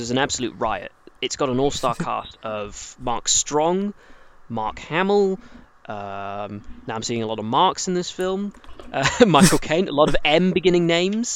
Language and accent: English; England, United Kingdom; As an English person